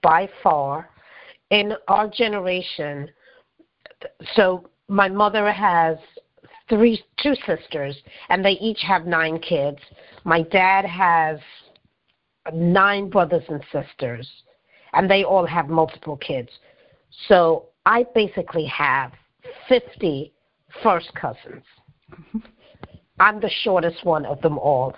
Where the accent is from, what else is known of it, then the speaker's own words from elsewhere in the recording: London, United Kingdom; moved away; also born or lived in New York City; I was born and raised in London.